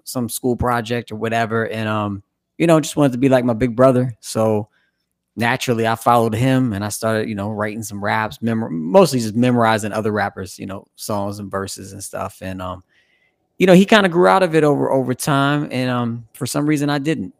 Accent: Evansville, Indiana, United States; now in Cincinnati, United States; growing up in the Midwest, I'm originally from Evansville, Indiana. I've been in Cincinnati now for, like, twenty years

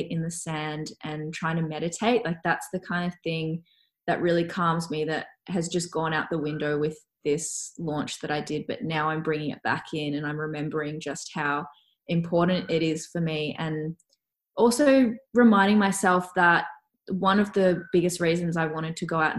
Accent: Melbourne, Victoria, Australia; also born or lived in Canada; I'm from Melbourne originally, so Melbourne is so, so cold

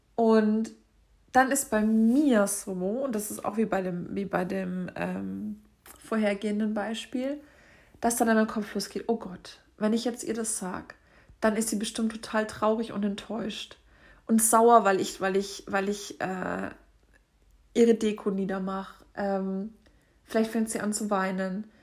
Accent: Franconia, Bavaria, Germany; bei uns in Franken

